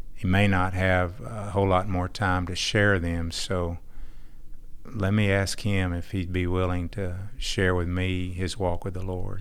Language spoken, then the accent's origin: English; Texas, United States; also born or lived in Fort Worth, Texas / Irving, Texas; I'm from Texas